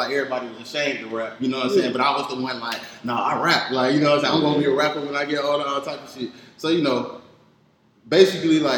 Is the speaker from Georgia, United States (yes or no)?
yes; Atlanta, Georgia, United States; born or raised there; also born or lived in Augusta, Georgia